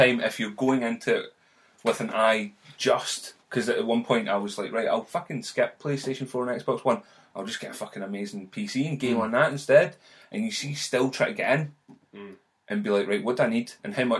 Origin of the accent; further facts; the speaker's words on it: Scotland, United Kingdom; we're just Scottish